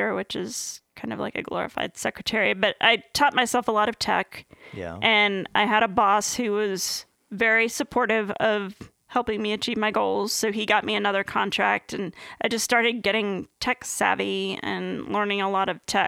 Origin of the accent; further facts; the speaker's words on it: Fauquier County, Virginia, United States; That was where I grew up in Fauquier County.